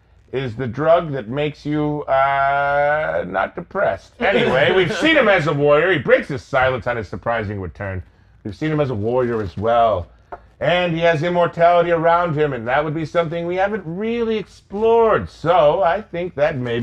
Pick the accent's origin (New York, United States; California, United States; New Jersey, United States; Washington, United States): New York, United States; Rochester; I'm from Rochester, New York.